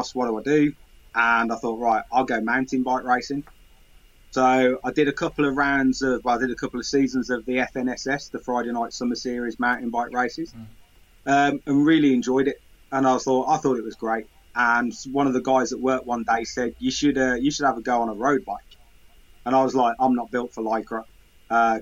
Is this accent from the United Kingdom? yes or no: yes; Sutton Coldfield, West Midlands, United Kingdom; now in Bourne, United Kingdom; I'm originally from Birmingham, from Sutton Coldfield